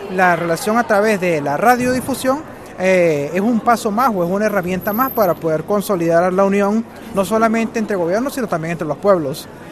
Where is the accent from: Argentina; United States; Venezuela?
Venezuela; soy de Venezuela